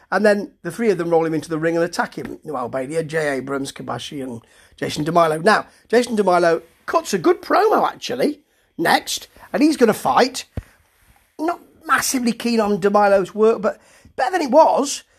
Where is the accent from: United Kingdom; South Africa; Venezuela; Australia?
United Kingdom; me being a Brit